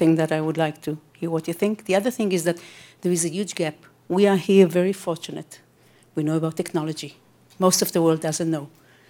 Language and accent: English; Israel; I'm from Israel.